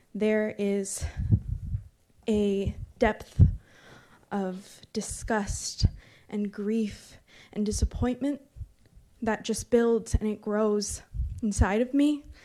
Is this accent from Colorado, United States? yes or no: no; Berkeley, California, United States; moved away as an adult; now in Antioch, United States; Growing up in Berkeley